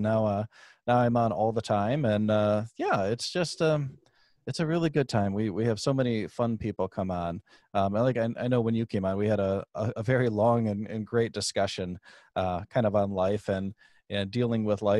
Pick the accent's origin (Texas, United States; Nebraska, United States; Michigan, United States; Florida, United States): Michigan, United States; born there; I am from Michigan originally. Yeah. We traveled around the country when I was just a wee baby still. But born in Michigan.